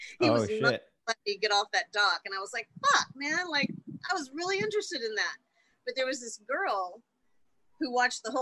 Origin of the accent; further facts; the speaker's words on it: Winter Haven, Florida, United States; in my hometown, I grew up in Winter Haven, Florida